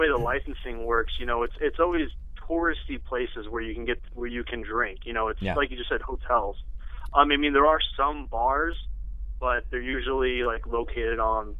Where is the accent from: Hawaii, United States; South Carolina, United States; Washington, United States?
Washington, United States; Seattle; moved away; I'm originally from Seattle.